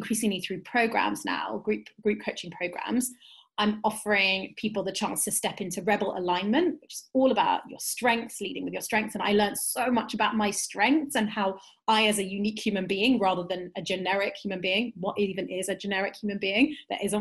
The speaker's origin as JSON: {"language": "English", "region": "London", "country": "United Kingdom", "tie": "born or raised there", "said": "I am a Jewish, Turkish, British woman, cis woman, living in Northwest London. I was born in Southwest London, which as a Londoner"}